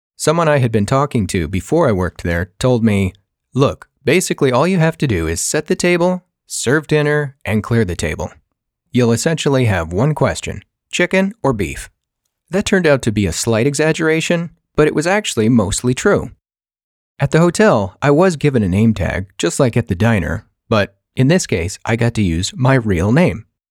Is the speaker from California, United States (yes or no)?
yes; California, United States; moved away; also born or lived in Colorado; I was actually born and raised in California